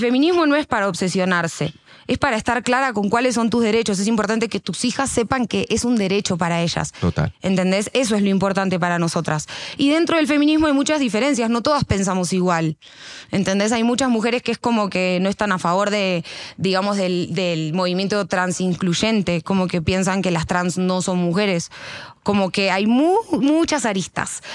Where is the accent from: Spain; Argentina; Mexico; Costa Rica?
Argentina; moved away as an adult; now in Colombia; yo vengo de Argentina, no vengo de Canadá